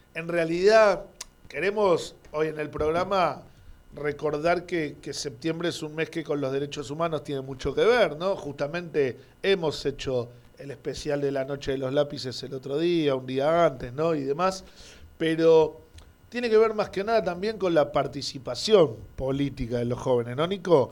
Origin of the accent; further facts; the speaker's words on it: Argentina; como argentino.